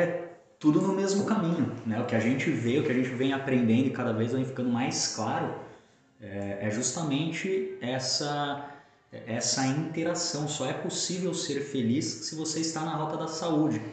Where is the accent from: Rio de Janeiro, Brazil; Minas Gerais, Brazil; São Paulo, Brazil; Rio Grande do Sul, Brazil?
São Paulo, Brazil; moved away as an adult; now in Balneário Camboriú, Brazil; eu sou natural de São Paulo, então vivi na capital praticamente a minha grande parte da minha vida ali até os 20 quatro anos, 25 anos antes de me mudar para Balneário Camboriú